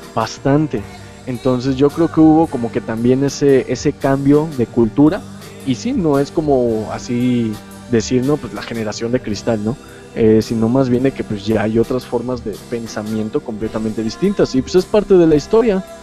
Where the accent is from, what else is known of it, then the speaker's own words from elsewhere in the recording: Mexico; nosotros este, hemos tenido como mexicano